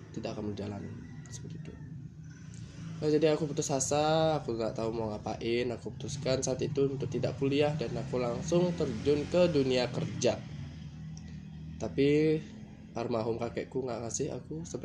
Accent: Badung, Bali, Indonesia; aku berasal dari Bali, tepatnya di Kabupaten Badung.

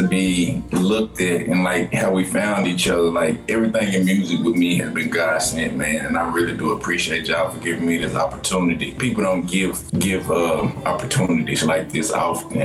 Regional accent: the South, United States; I'm from the South

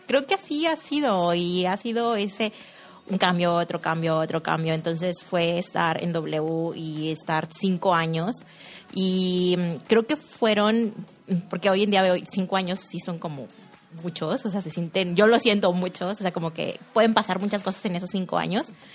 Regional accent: Saltillo, Coahuila, Mexico; soy de aquí de Saltillo

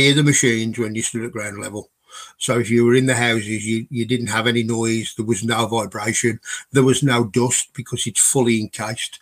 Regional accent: Glasgow, Scotland, United Kingdom; accent: Glaswegian; my accent's pretty strong. Trying to understand a real Glaswegian

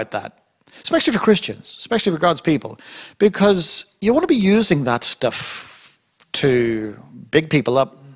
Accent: Ireland; I'm Irish. Listen, I love a good fight. It's in my bones, it's in my blood. I'm Irish

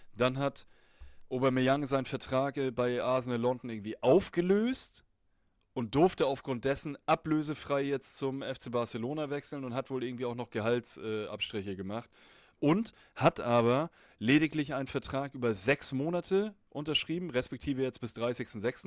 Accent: Germany; bei uns in Deutschland

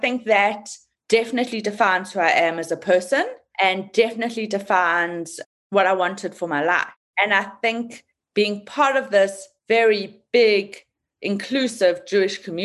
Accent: South Africa; moved away; I'm from South Africa

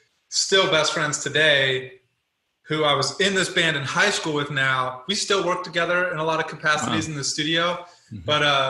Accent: Colorado, United States; also born or lived in Louisiana, United States; Yeah, well, so I was born in Louisiana. in high school, I went to high school in Colorado, very small mountain town, 17,000 people.

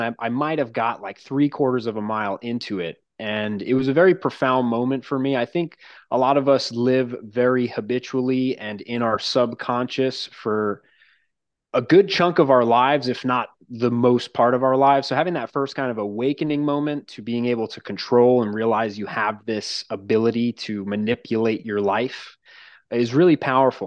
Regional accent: Long Island, New York, United States; I grew up on Long Island

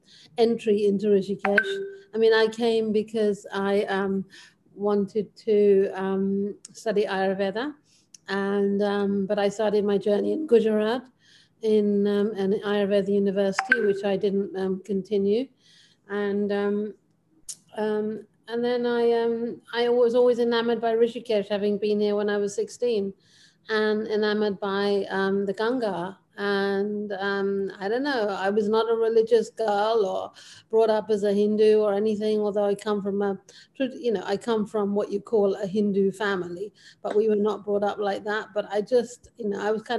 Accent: United Kingdom; moved away as an adult; also born or lived in London; now in India; I am technically, by my genetics, I am an Indian, but I was born in the UK

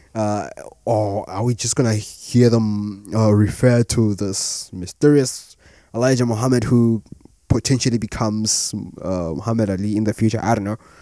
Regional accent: South Africa; As a South African myself

